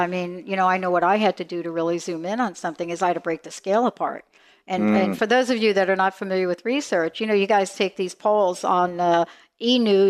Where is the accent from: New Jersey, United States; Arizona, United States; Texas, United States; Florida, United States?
New Jersey, United States; I'm from New Jersey.